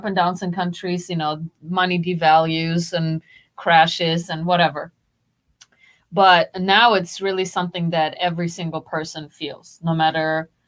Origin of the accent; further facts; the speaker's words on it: Germany; now in United States; growing up in Germany